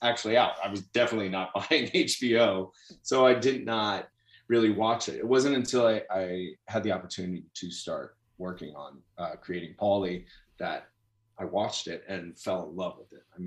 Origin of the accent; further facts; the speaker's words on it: New York City, New York, United States; I grew up in New York City in Queens